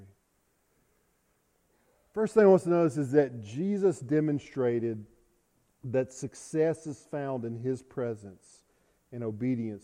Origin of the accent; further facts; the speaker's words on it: South Arkansas, United States; I'm from South Arkansas.